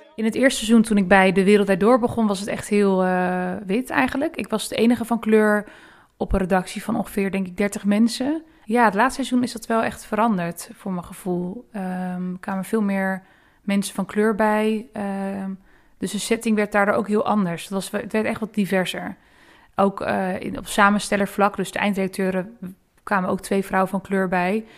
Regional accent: Rotterdam, South Holland, Netherlands; moved away; toen ik nog in Rotterdam woonde

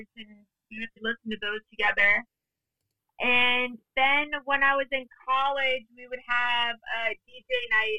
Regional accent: New York City, New York, United States; also born or lived in Middletown, Connecticut / Brooklyn, New York; I'm from New York. I was born and raised in Manhattan, lived in Manhattan until I was 18.

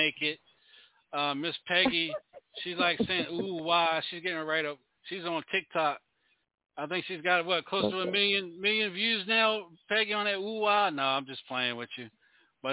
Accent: DMV, United States; now in Carolinas, United States; I'm from the DMV as well. That's home, but I'm here in the Carolinas

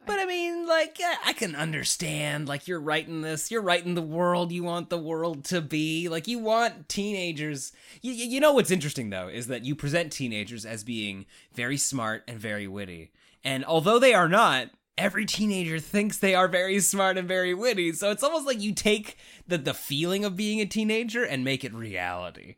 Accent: Canada; I'm Canadian

